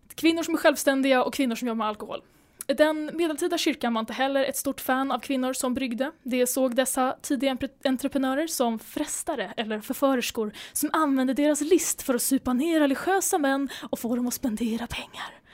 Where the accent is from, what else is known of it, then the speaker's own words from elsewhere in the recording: Sweden; som svensk